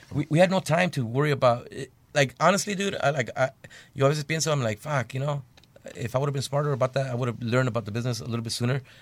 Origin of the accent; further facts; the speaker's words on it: Bell, California, United States; we're from Bell, California, and a little small city